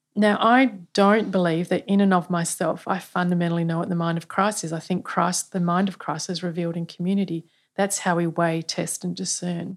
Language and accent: English; Australia; as Australian people